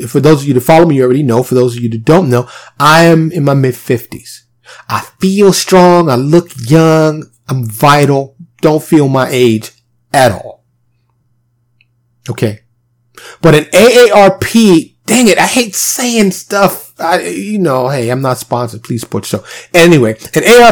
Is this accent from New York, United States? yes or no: yes; New York City, New York, United States; I was born and raised in New York City